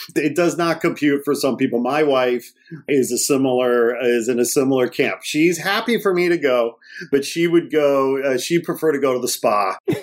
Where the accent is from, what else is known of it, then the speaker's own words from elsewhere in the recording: Gary, Indiana, United States; moved away; I was born in Gary, Indiana